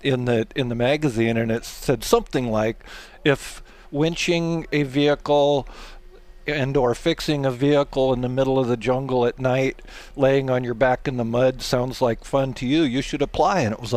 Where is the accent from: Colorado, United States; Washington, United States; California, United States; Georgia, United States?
Washington, United States; Pacific Northwest; So I grew up out in the Pacific Northwest, mm-hmm. Washington State, and adventure was my life. I was out in the country literally